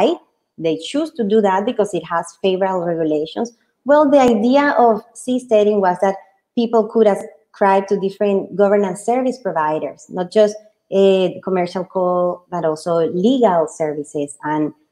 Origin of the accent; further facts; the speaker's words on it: Colombia; moved away; also born or lived in United Kingdom; I was born in Colombia